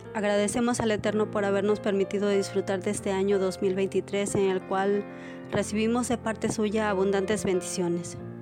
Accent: Mexico; soy de México

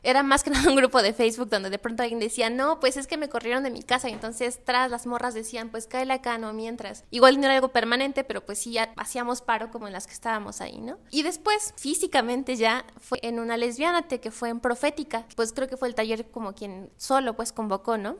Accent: Tlaxcala, Mexico; moved away as an adult; now in Puebla, Mexico; yo soy de Tlaxcala y yo llego a Puebla en el 2008, creo justamente para estudiar la universidad

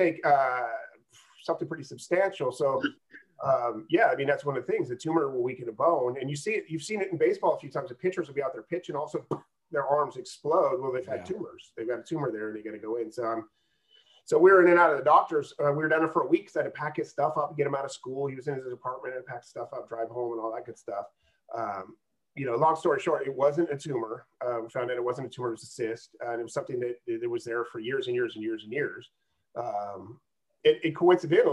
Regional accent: Auburn, California, United States; Growing up in Auburn

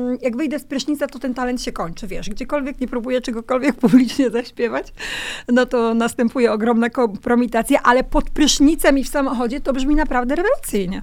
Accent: Kwidzyn, Pomeranian Voivodeship, Poland; ja pochodzę z Kwidzyna, z mojego miasta

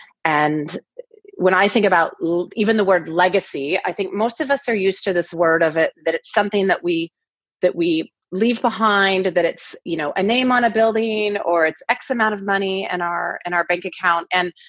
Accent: Pacific Northwest, United States; now in Los Angeles, United States; I grew up in the Northwest, and we've been in LA now for about 10 years.

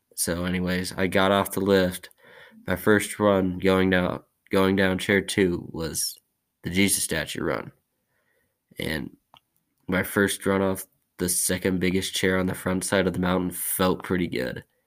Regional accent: Whitefish, Montana, United States; I was born in Whitefish, Montana on August 12, 2003.

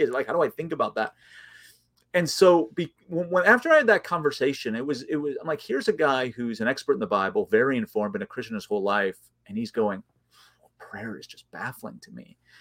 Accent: outside of Chicago, Illinois, United States; I grew up outside of Chicago, in the suburbs, about forty-five minutes outside of Chicago

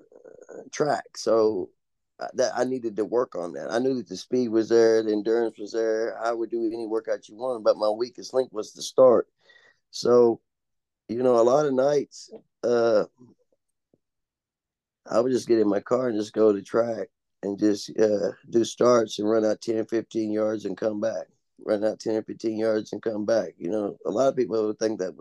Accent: Owensboro, Kentucky, United States; also born or lived in Henderson, Kentucky; I moved towns to Owensboro from where I was born in Henderson.

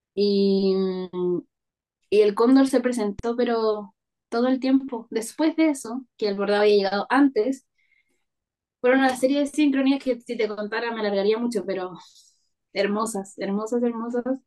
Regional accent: Parral, Maule, Chile; moved away; also born or lived in Santiago; Yo soy del Maule, ya. de un pueblito que se llama Parral. Ahí nací y ahí fui al colegio y todo

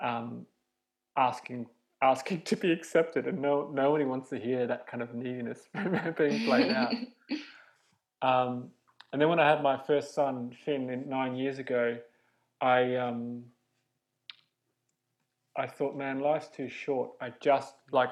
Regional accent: Australia; moved away as an adult; now in London, United Kingdom; I'm Australian. I came to London 11 years ago

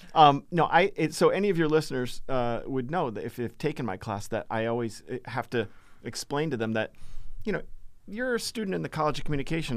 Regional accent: Massachusetts, United States; Born and raised in Massachusetts.

